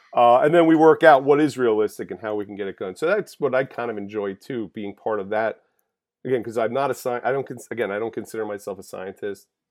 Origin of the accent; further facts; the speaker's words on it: Holbrook, New York, United States; also born or lived in Calverton, New York; I am born and raised on Long Island, grew up in Holbrook